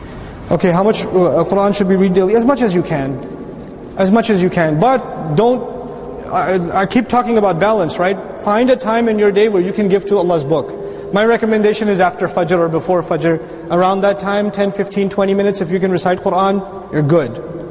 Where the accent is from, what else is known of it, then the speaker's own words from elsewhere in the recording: Dallas, Texas, United States; Assalamu alaikum, I'm from Dallas, Texas.